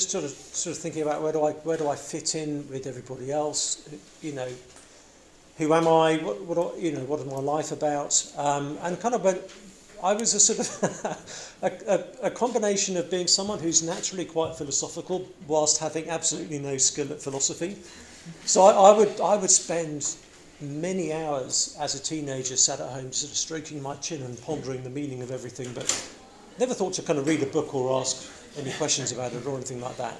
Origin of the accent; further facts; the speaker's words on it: England, United Kingdom; now in United States; I come from England